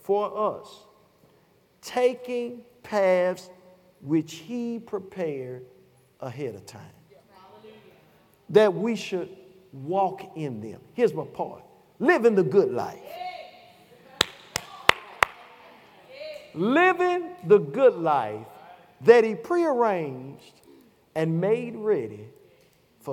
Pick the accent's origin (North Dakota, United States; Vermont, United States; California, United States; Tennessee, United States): Tennessee, United States; Chattanooga; I'm from Chattanooga, Tennessee. We say ages to come like this.